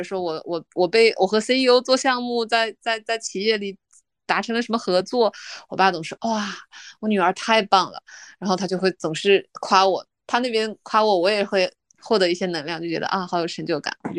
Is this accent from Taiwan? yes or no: no; Ordos, Inner Mongolia, China; 我们是我是独生女，我们家在内蒙古鄂尔多斯。呃，从小在一个小镇上长大。